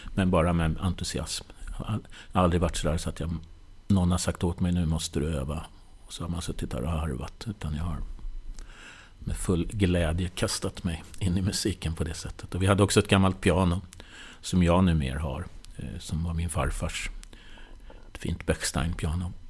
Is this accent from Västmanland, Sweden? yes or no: no; Nyköping, Södermanland, Sweden; now in Stockholm, Sweden; Jag kommer från Nyköping, uppväxt där